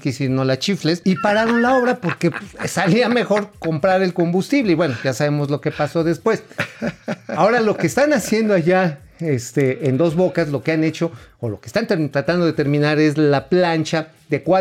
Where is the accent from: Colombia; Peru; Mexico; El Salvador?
Mexico; Tula, Hidalgo; Pues sí, ahí de donde yo soy, allá de Tula